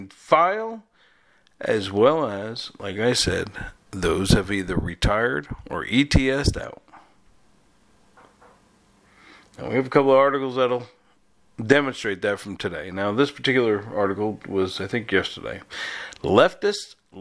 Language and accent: English; New York, United States; moved away; I'm from New York, okay, so born, raised, left, went back, left again